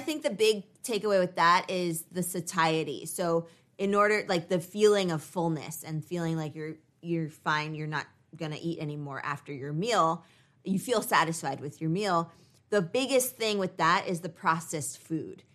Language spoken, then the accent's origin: English; United States